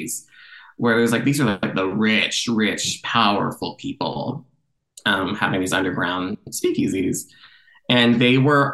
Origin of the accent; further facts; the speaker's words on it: Canada; also born or lived in Toronto; I'm a Canadian theater writer.